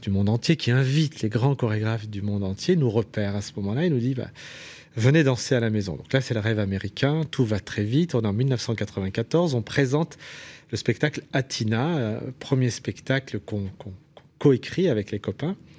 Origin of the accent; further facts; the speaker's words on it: Saint-Priest, Auvergne-Rhône-Alpes, France; also born or lived in Lyon; J'ai grandi dans l'Est lyonnais, à, Saint-Priest.